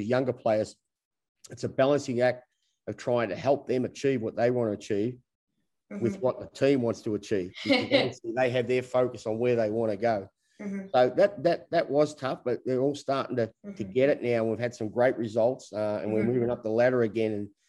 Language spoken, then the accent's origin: English; Australia; We're all Australian because of the COVID rules